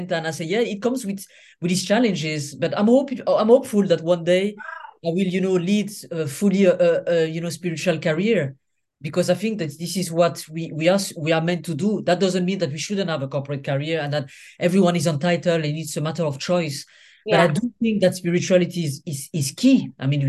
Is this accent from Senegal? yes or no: yes; Senegal; also born or lived in Niger; I mean, I'm from Senegal and Niger, so from West Africa.